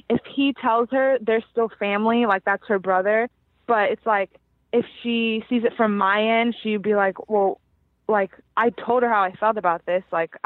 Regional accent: Fort Lauderdale, Florida, United States; moved away as an adult; now in Virginia, United States; we grew up in Fort Lauderdale, Florida, but we go to school in Virginia.

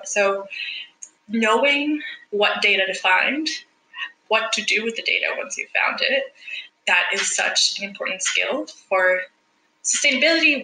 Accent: El Salvador; moved away as an adult; also born or lived in Vancouver, Canada; now in Australia; I am originally from El Salvador

